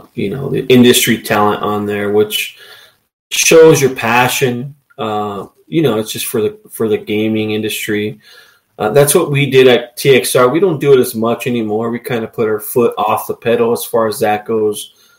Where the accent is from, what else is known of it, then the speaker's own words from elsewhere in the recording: Los Angeles, California, United States; and I came from Los Angeles, so if that happened in Los Angeles, those persons would be gone in a millisecond.